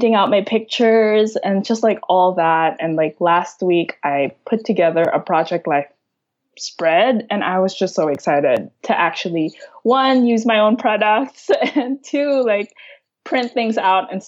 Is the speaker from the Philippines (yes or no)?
yes; Manila, Metro Manila, Philippines; moved away as an adult; also born or lived in San Francisco; now in San Francisco Bay Area, United States; I grew up in Manila. I moved to San Francisco for grad school.